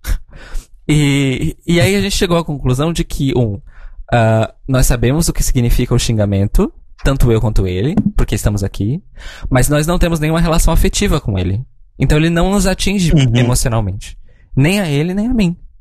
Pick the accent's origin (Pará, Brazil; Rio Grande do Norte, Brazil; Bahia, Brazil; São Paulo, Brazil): São Paulo, Brazil; moved away as an adult; now in Portugal; Ah, sim, sou de São Paulo